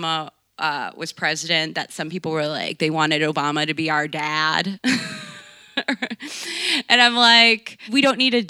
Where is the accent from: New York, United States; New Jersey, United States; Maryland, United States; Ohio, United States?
Maryland, United States; Baltimore; I grew up in Baltimore